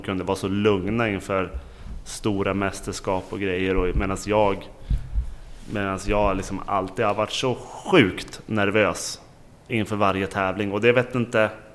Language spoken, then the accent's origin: Swedish; Åre, Jämtland, Sweden; jag är från Åre